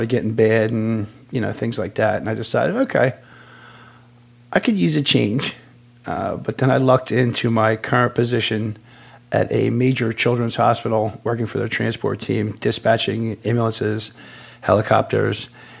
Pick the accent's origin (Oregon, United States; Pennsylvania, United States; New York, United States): Pennsylvania, United States; outside Philadelphia, Bucks County; I was born and raised just outside Philadelphia, Pennsylvania